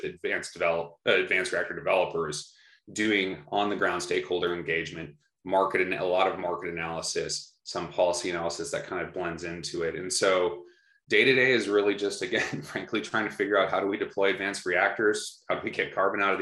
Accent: Minnesota, United States; my home state of Minnesota

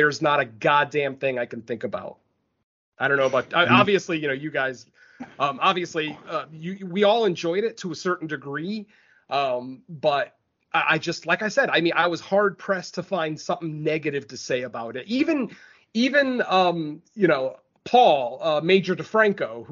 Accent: Spain; now in United States; my home country, the country that I was born in.

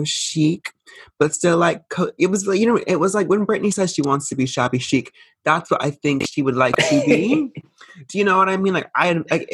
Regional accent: United States; So I'm American

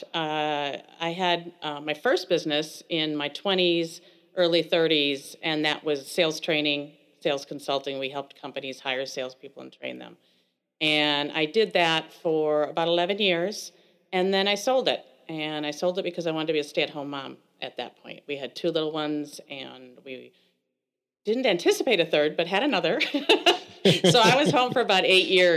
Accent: Elkhorn, Wisconsin, United States; I grew up in Elkhorn, Wisconsin

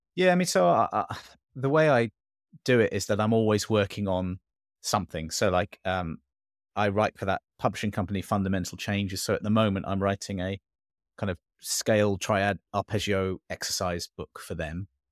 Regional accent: England, United Kingdom; moved away; also born or lived in Singapore; born and brought up in England

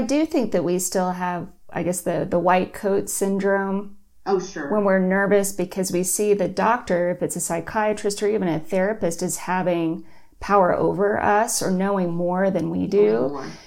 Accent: Austin, Texas, United States; moved away; I'm from Austin, so I wanted to move home

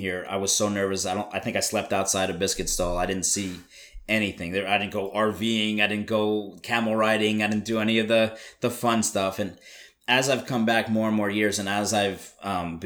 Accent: United States; as an American

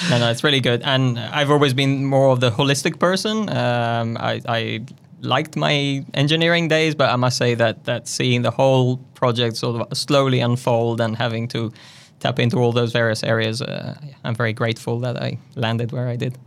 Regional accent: northern Italy, Italy; moved away as an adult; also born or lived in London, United Kingdom; now in Wellington, New Zealand; I was, uh, born and raised in Italy, in a tiny town in the north

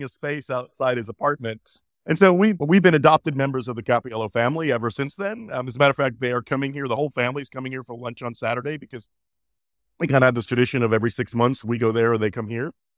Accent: New York City, New York, United States; moved away as an adult; also born or lived in Jackson, Mississippi; I'm originally from New York City, born and raised to an Italian-American family. Grew up there

